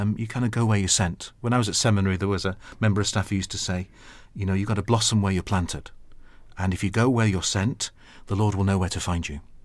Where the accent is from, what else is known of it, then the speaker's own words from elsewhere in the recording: Sheffield, Yorkshire and the Humber, United Kingdom; moved away as an adult; now in London, United Kingdom; I'm from Yorkshire